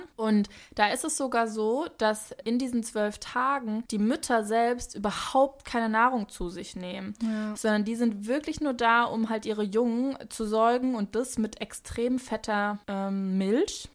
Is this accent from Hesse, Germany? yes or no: yes; Hesse, Germany; accent: Hessian; wie sehr mein hessischer Akzent durchkam